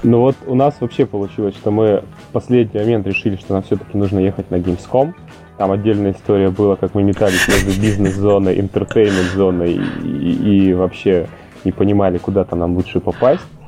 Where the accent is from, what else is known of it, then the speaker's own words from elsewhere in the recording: Yekaterinburg, Sverdlovsk Oblast, Russia; moved away as an adult; also born or lived in Saint Petersburg; Я сам родом из Екатеринбурга, а, какое-то время назад оттуда уехал